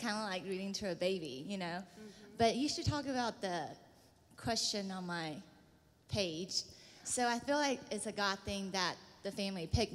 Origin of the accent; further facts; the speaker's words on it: Taiwan; English is a second language; moved away; I grew up Christian in Taiwan, which is pretty rare in Taiwan